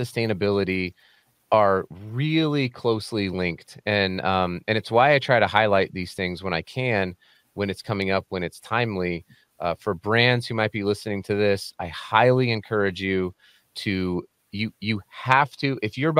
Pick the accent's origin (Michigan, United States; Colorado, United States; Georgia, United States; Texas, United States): Colorado, United States; now in Salt Lake City, United States; I live in Salt Lake City, Utah, but I'm from Colorado, home of the Denver Nuggets